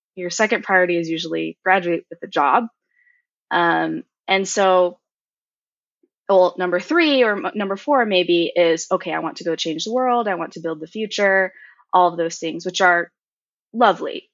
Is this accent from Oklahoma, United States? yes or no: no; Cupertino, California, United States; also born or lived in Mountain View, California / Berkeley, California; I was born and raised in Cupertino, which is where Apple is.